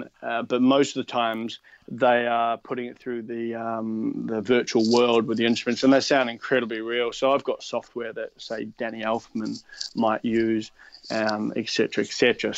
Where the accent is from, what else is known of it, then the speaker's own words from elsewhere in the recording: New Zealand; moved away as an adult; now in Australia; and then I moved to Australia from New Zealand and carried on pursuing writing music.